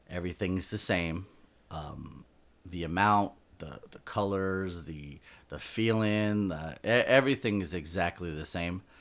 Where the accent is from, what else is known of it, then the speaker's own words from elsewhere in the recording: Florida, United States; accent: southern drawl; I have like a like a southern drawl